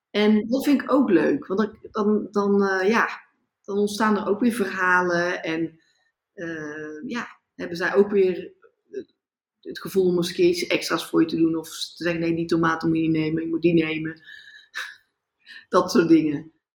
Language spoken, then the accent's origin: Dutch; Netherlands; moved away as an adult; now in India; ik ga toch gewoon terug naar Nederland, ik ben toch Nederlander.